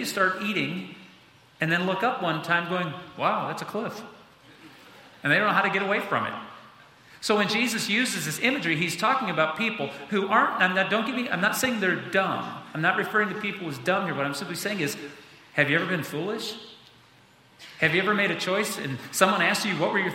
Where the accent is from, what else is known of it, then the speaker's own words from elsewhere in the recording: United States; being an American kid, growing up in this country